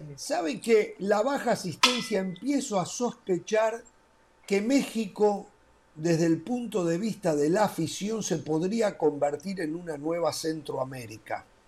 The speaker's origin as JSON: {"language": "Spanish", "country": "Uruguay", "said": "En mi país, un país de 3.300.000 habitantes"}